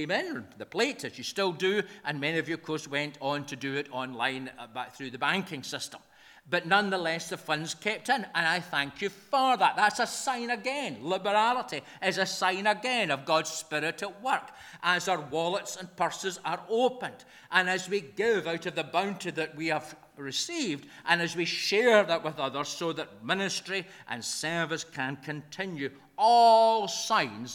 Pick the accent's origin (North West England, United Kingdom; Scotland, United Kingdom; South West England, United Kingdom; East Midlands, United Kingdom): Scotland, United Kingdom; we're Scottish folk in the kirk